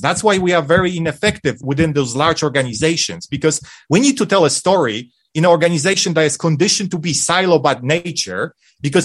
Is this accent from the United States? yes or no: no; Poland; English is a second language; moved away; When I was a little kid in the 1980s in Poland during communism